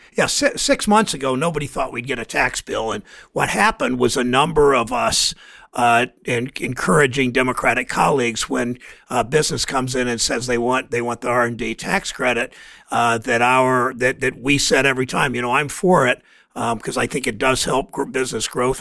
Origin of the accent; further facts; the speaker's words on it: Mansfield, Ohio, United States; my hometown of Mansfield